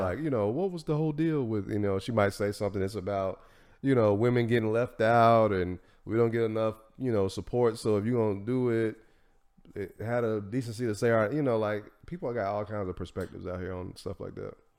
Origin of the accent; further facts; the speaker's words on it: Tennessee, United States; I'm from Tennessee